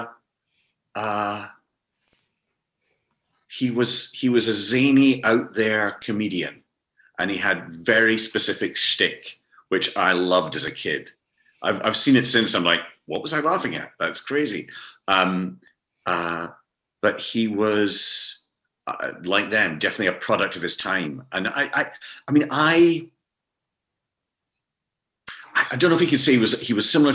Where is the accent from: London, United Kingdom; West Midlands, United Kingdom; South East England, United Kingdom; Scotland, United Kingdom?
Scotland, United Kingdom; moved away; I'm more of a Scot than I ever realized when I was younger, because I was so busy trying to get out of the country